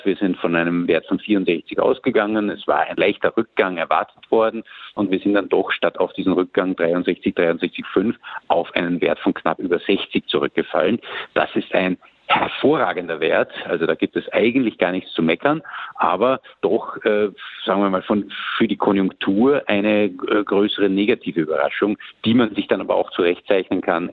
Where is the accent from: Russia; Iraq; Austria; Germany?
Austria; bei uns in Österreich